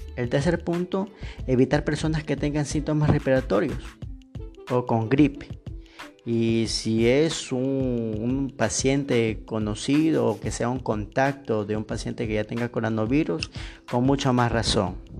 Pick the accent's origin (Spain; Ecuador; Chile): Ecuador; also born or lived in Machala, Ecuador; yo soy de Ecuador, este, yo vivo en Machala